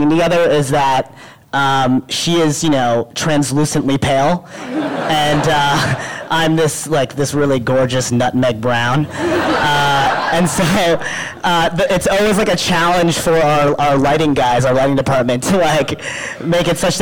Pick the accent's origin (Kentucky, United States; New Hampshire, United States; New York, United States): New Hampshire, United States; I'm an Indian kid who was raised in New Hampshire